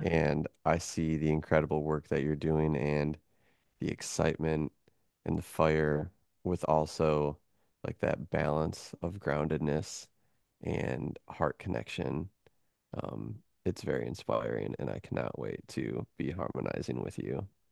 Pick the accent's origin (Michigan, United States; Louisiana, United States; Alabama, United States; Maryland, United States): Michigan, United States; moved away as an adult; also born or lived in Chicago; now in Florida, United States; I grew up in Michigan. That was my first twenty-one years of life.